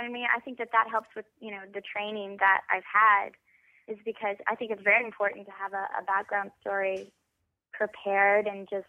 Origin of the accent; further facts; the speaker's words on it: Weatherford, Texas, United States; Yes. Originally, I am from Weatherford, Texas.